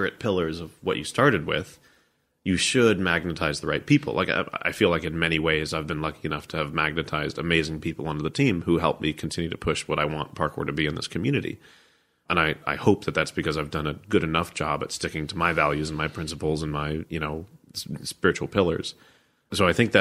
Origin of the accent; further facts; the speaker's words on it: United States; I'm American